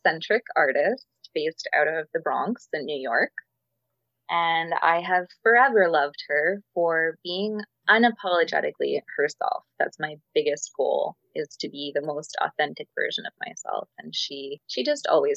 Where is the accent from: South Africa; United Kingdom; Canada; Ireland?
Ireland; I'm Irish